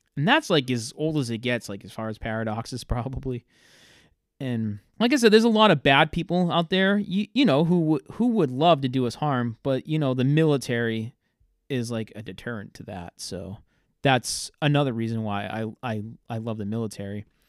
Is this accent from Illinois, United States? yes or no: no; Fairhaven, Massachusetts, United States; also born or lived in Worcester, Massachusetts; I grew up in a town that nobody really knows. It's named Fairhaven.